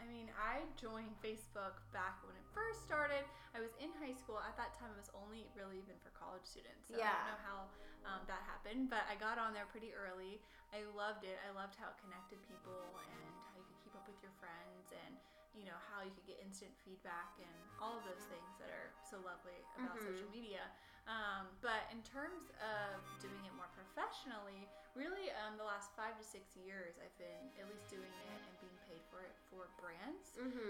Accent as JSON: {"language": "English", "town": "Charlotte", "region": "North Carolina", "country": "United States", "tie": "born or raised there", "also_born_or_lived": "Wisconsin", "said": "Yes, so I was actually born in Wisconsin. Just a little known fact. I was there for like 2 years. But I consider myself a Carolinian."}